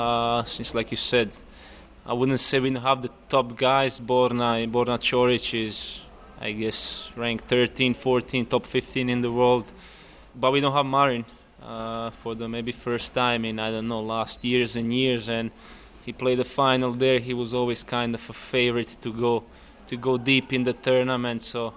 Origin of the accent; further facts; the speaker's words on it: Split, Split-Dalmatia County, Croatia; English is a second language; and we all kind of in Croatia, we, especially me coming from Split, we grew up on Goran's Wimbledon 2001, and that kind of sticks to you